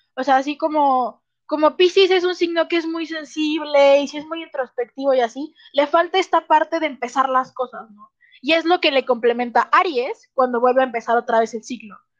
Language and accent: Spanish; Guadalajara, Jalisco, Mexico; accent: tapatío; soy de Guadalajara